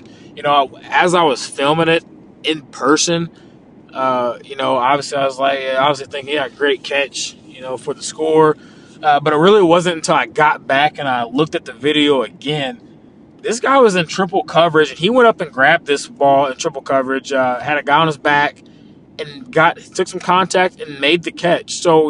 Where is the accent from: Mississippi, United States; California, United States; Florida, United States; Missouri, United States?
Missouri, United States; Louisiana; moved away; it's right down the road in my hometown of Louisiana.